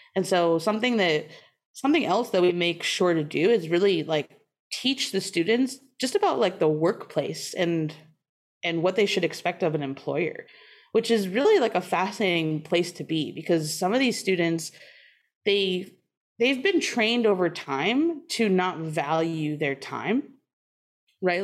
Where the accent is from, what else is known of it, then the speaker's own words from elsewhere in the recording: outside of Boston, Massachusetts, United States; also born or lived in Maine / Oakland; now in Wisconsin, United States; I grew up outside of Boston